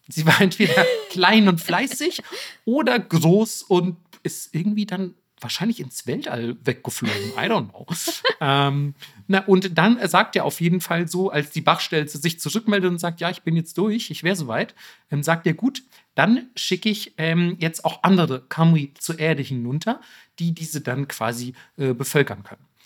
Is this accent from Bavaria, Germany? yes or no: yes; Bavaria, Germany; ich bin aus Bayern